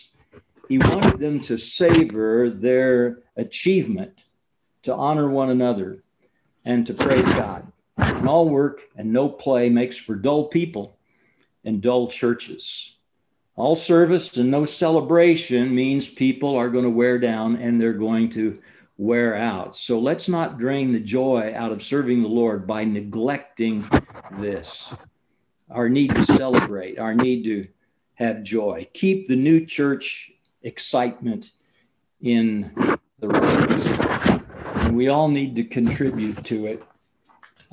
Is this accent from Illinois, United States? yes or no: yes; Champaign, Illinois, United States; I grew up in the Champaign-Urbana, Illinois area